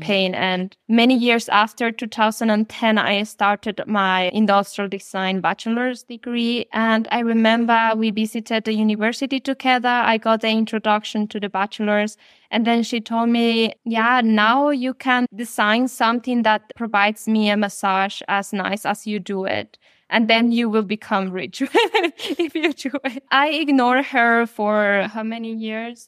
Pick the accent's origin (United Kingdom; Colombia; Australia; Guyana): Colombia; now in Germany; I am originally from Colombia